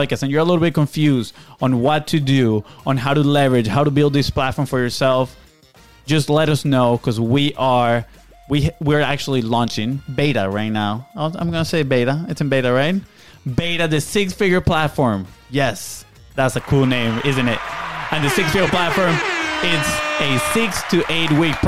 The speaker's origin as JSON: {"language": "English", "country": "Venezuela", "second_language": "English", "moved": "yes", "said": "we are from Venezuela"}